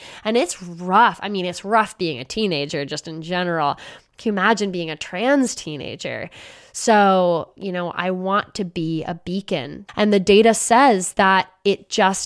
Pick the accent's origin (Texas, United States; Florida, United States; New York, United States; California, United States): California, United States; Los Angeles; right here in my hometown in Los Angeles